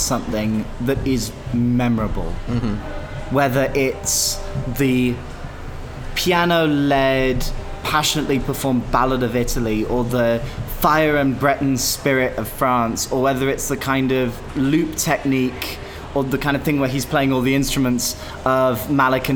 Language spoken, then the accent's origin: English; United Kingdom; as a British Eurovision fan